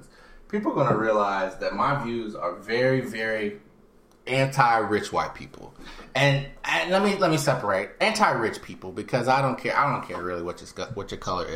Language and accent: English; Houston, Texas, United States; we are all from Houston. As we established last time, I'm from Houston the most